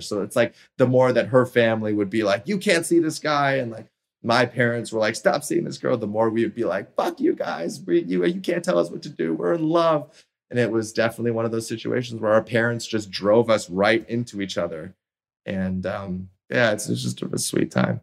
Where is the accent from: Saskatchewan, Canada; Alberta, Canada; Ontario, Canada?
Ontario, Canada; Toronto; moved away; my hometown of Toronto